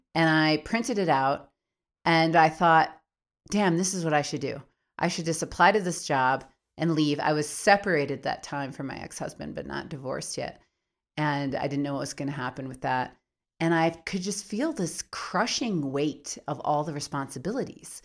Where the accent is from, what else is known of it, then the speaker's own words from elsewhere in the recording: Minneapolis, Minnesota, United States; moved away as an adult; also born or lived in Baltimore, Maryland; now in New Mexico, United States; I was born in Minneapolis when I was about seven years old. We moved back to Baltimore, Maryland, where my mom was from, and then back to Minneapolis when I was about thirteen. I've been there most of my life